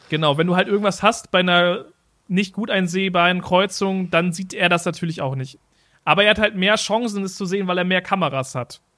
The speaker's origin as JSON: {"language": "German", "country": "Germany", "said": "wir kommen aus Deutschland"}